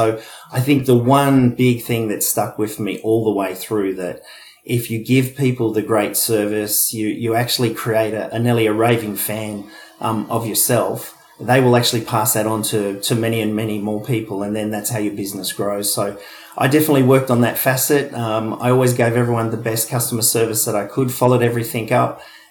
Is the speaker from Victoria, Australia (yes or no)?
no; Wollongong, New South Wales, Australia; He'd worked in the steelworks down in Wollongong. We came from Wollongong.